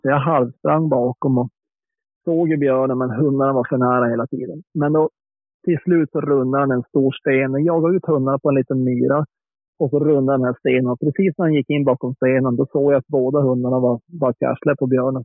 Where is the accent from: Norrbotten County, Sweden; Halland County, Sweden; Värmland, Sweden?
Norrbotten County, Sweden; när jag växte upp uppe i Norrbotten